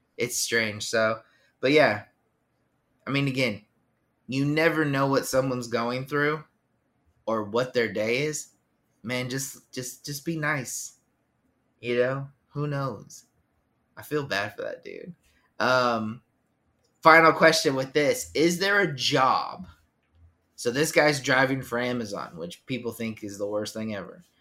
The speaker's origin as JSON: {"language": "English", "region": "Southern California", "country": "United States", "said": "I was from SoCal"}